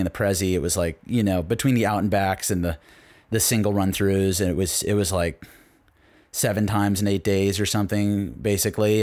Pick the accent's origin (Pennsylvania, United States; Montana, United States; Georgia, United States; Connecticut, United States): Connecticut, United States; growing up in Connecticut